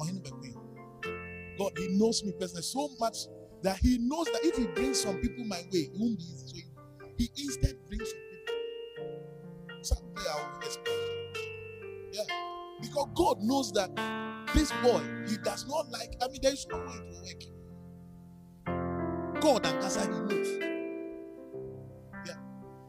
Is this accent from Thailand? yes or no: no; Nigeria; You say, green is my favorite. I'm from Nigeria.